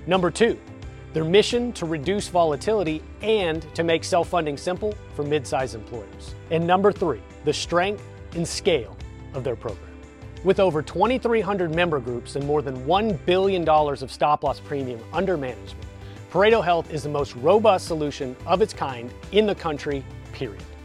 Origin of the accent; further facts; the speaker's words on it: Texas, United States; accent: Texas; my Texas accent